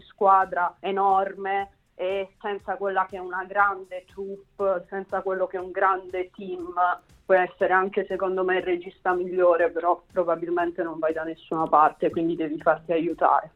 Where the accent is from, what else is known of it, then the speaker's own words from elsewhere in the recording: Bari, Apulia, Italy; moved away as an adult; now in Rome, Italy; io sono di Bari